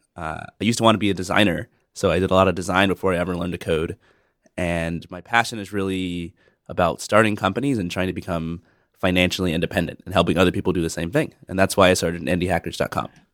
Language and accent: English; Atlanta, Georgia, United States; moved away as an adult; I grew up in the Deep South, in Atlanta, Georgia